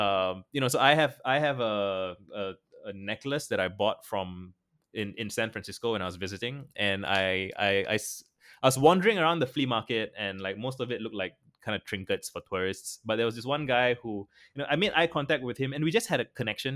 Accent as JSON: {"language": "English", "country": "Singapore", "said": "I'm a Singaporean, Asian"}